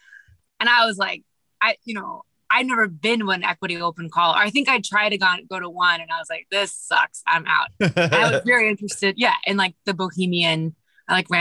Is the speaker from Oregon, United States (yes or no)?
no; Kansas City, Missouri, United States; moved away as an adult; also born or lived in Boston / New York; I was born in Kansas City, and that's where I grew up as well